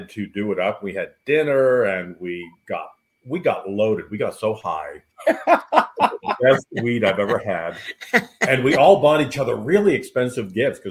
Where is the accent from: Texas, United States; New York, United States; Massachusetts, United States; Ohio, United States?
Massachusetts, United States; Lynn; I grew up in New England. I grew up just north of Boston, in a town called Lynn near Salem